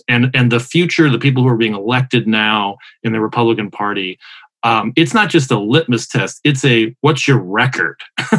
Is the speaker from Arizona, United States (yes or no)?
yes; Arizona, United States; Arizona, my home state, voted for Biden.